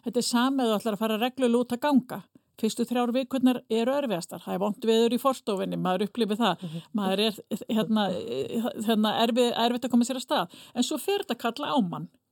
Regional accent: Fnjóskadalur, Northeastern Region, Iceland; accent: northern Icelandic; now in Reykjavík, Iceland; ég er fætt á uppalinn í, í Fnjóskadal í Þingjasveit

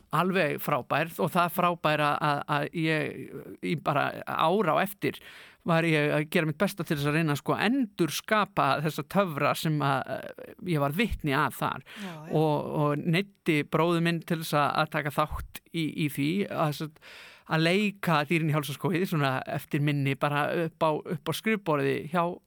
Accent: Akureyri, Northeastern Region, Iceland; Ég er akureyringur í húðahár.

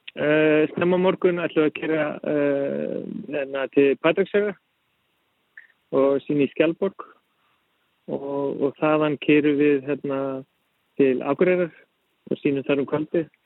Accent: Iceland; moved away as an adult; also born or lived in Denmark; ég er íslenskur, ólst upp á Íslandi

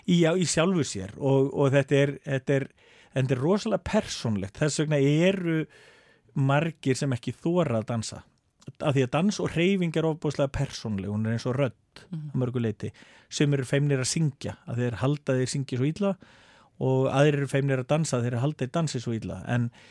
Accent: Akureyri, Northeastern Region, Iceland; also born or lived in Denmark; Ég er fættur upp alveg á Akureyri

